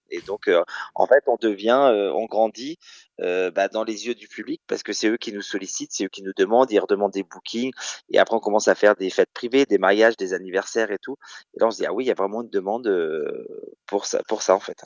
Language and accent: French; Caen, Normandy, France; moved away as an adult; also born or lived in Rouen / Paris region; now in Nice, France; Je suis né à Caen en 78